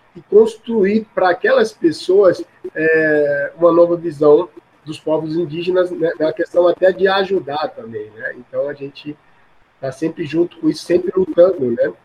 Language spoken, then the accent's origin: Portuguese; Alagoas, Brazil; eu também sou de Alagoas